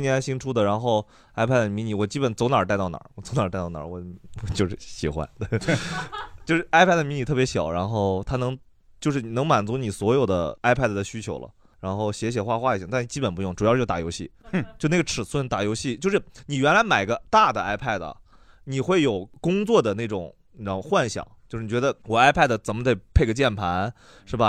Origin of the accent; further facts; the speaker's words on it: Inner Mongolia, China; moved away; 我老家内蒙